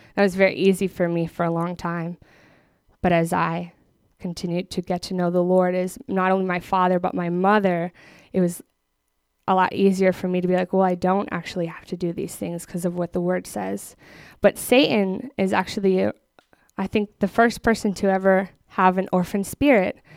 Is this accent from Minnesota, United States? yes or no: yes; Minneapolis, Minnesota, United States; moved away as an adult; now in Texas, United States; I grew up in Minneapolis